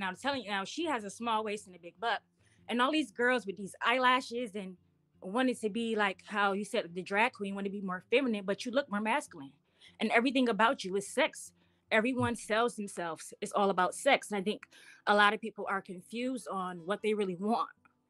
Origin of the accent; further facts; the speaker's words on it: upstate New York, United States; I'm from New York, upstate New York.